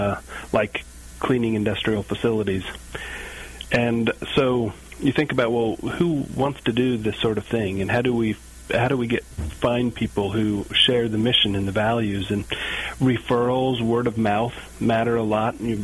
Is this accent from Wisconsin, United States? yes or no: no; Kentucky, United States; moved away as an adult; I'm from Kentucky, I had an opportunity to return, live close to my parents